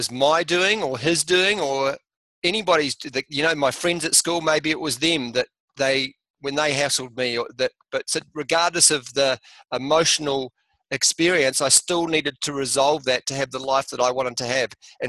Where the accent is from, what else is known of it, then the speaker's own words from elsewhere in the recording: Motueka, Tasman, New Zealand; also born or lived in Australia; We immigrated from Australia back to New Zealand to be with my father's father before he died in a little place in top of the South Island called Motueka.